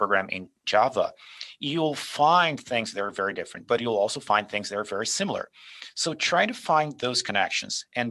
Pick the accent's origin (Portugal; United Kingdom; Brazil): Brazil; moved away as an adult; also born or lived in Calgary, Canada; now in Canada; I grew up in Brazil. I was born and raised there.